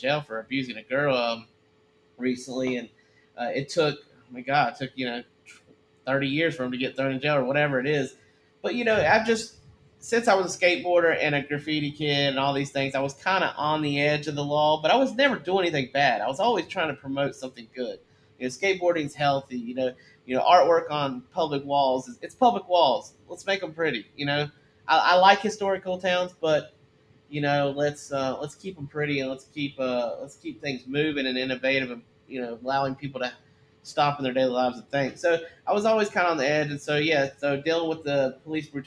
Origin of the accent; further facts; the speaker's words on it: the South, United States; I grew up in the South too. I'm a Southern guy.